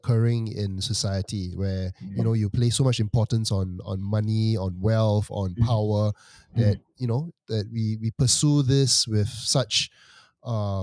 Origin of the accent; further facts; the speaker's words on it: Singapore; As a Singaporean